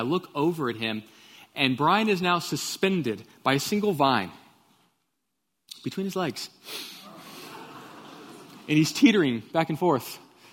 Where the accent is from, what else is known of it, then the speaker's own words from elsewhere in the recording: Katy, Texas, United States; I grew up in Katy, Texas, and I went to Pattison Elementary